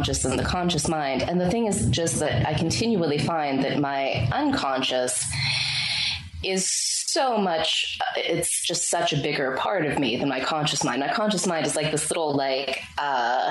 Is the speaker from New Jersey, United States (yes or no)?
no; Pittsburgh, Pennsylvania, United States; moved away as an adult; now in Bali, Indonesia; I got to move from my hometown of Pittsburgh to Bali, Indonesia